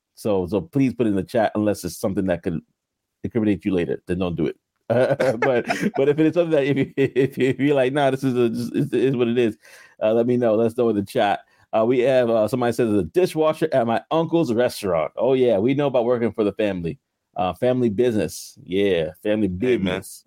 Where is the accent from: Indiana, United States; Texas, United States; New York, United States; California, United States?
New York, United States; New York City; also born or lived in Queens / Brooklyn; I grew up in New York, you know. I was living in Queens for a while